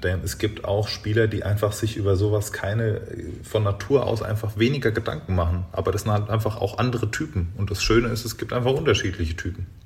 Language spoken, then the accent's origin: German; Großwallstadt region, Bavaria, Germany; moved away; ich bin jetzt in meiner Heimat wieder angekommen. Das war ein, am Ende Großwaldstadt